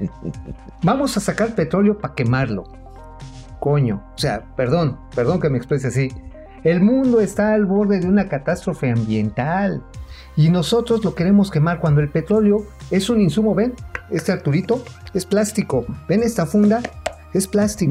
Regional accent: Mexico; como mexicanos

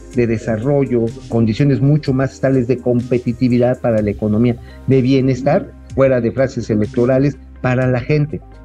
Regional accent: Tabasco, Mexico; yo sí conozco la zona, ya saben que tengo mi patria chica por allá

